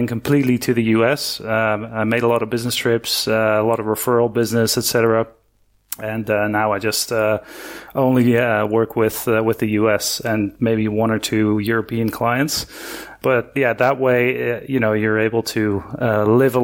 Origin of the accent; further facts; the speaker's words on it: Netherlands; moved away as an adult; now in Argentina; I'm originally from the Netherlands, and I moved here in 2005. To Argentina